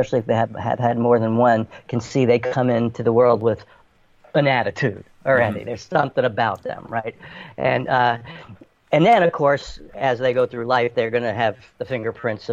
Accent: New York City, New York, United States; moved away as an adult; growing up in New York City

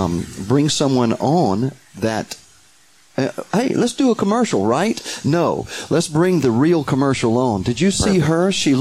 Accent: Alabama, United States; moved away; I'm from Alabama.

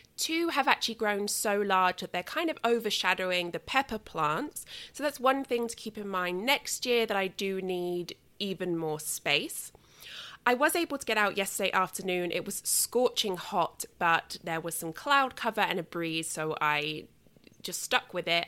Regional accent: England, United Kingdom; moved away; when I was growing up in England

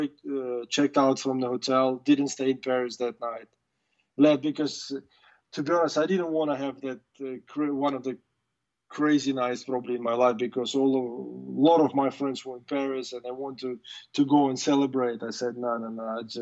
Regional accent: Russia; English is a second language; I was the first ever Russian to win the Grand Slam

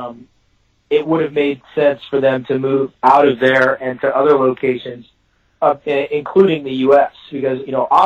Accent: Texas, United States; I'm a Texan

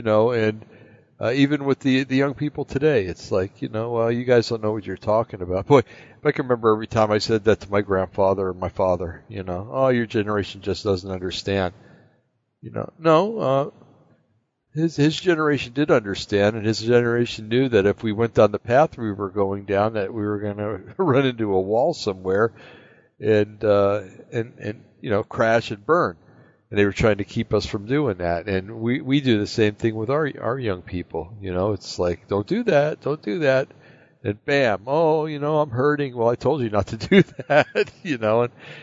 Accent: East Coast, United States; moved away; when I grew up back on the East Coast

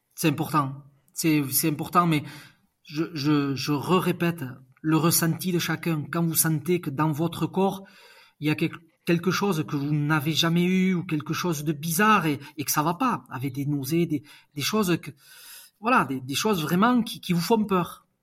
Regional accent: Basque Country, Nouvelle-Aquitaine, France; je suis basque

